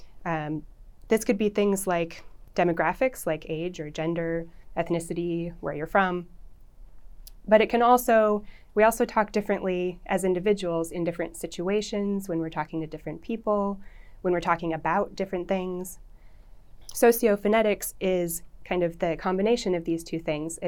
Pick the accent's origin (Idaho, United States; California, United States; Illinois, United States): Idaho, United States; moved away as an adult; also born or lived in Connecticut / Washington; now in Oklahoma, United States; I'm from Idaho, and I was going to school in Idaho